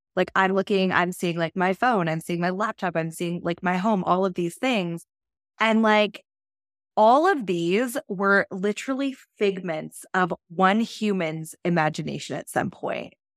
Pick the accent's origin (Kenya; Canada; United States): Canada; I'm Canadian